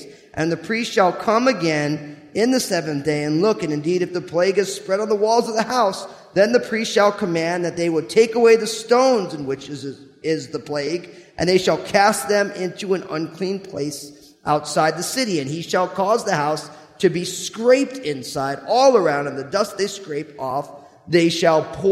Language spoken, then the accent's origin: English; New Jersey, United States; I grew up in New Jersey